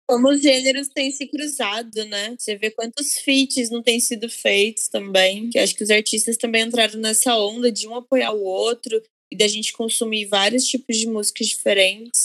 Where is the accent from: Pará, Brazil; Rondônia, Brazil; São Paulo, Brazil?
São Paulo, Brazil; interior of; moved away as an adult; now in Rio de Janeiro, Brazil; eu sou do interior de São Paulo